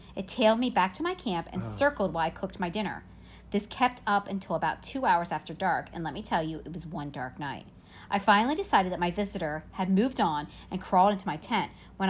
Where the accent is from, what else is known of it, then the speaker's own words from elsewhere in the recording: New Jersey, United States; I spent a lot of time in the Pine Barrens when I was growing up in New Jersey.